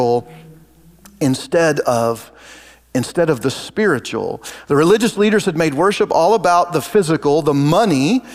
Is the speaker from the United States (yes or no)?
yes; Oregon, United States; moved away as an adult; now in Kansas, United States; We grew up in Oregon